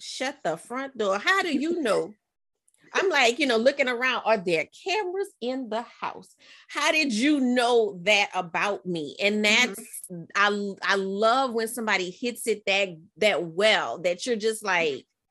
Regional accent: New Orleans, Louisiana, United States; we're both from New Orleans.

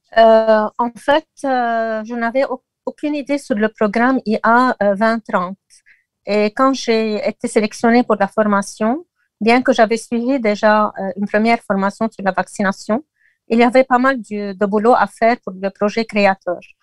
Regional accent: Lebanon; chez nous au Liban

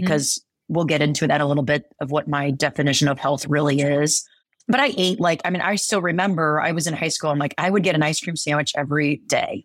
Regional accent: Midwest, United States; I'm from the Midwest

